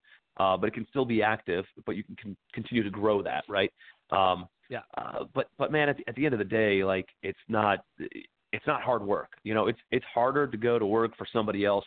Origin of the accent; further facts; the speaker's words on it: Cleveland, Ohio, United States; moved away as an adult; also born or lived in New York City; I'm from Cleveland, Ohio originally. Moved out to New York City after college